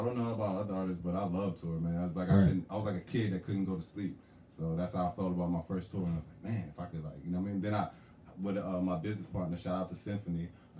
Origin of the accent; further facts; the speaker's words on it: New Jersey, United States; also born or lived in South Carolina; now in Philadelphia, United States; I was born, you could say Jersey. I mean, I was born in Jersey.